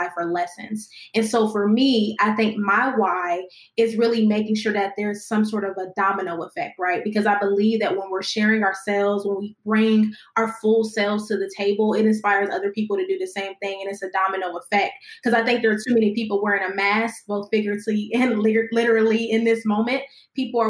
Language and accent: English; Columbus, Ohio, United States; I'm from Columbus, Ohio. That's where I currently am right now